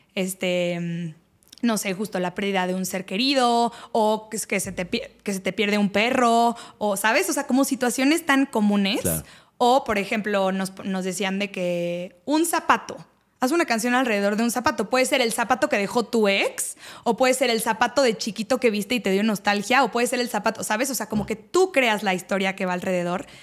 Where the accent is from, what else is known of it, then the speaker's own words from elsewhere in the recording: Mexico; yo soy de México